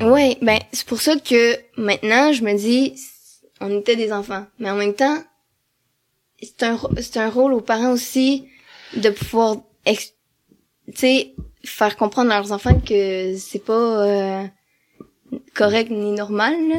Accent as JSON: {"language": "French", "town": "Amos", "region": "Quebec", "country": "Canada", "tie": "born or raised there", "also_born_or_lived": "Val-d'Or", "lives_now": "Rouyn-Noranda, Canada", "said": "je suis née à Amos, c'est quand même une petite ville"}